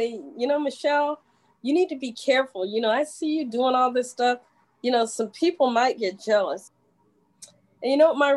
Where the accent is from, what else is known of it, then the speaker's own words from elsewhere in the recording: Georgia, United States; We're both from Georgia